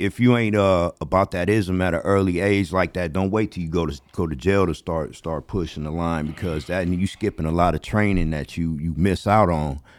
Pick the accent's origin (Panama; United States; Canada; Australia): United States; Los Angeles, California; I grew up in the Crenshaw District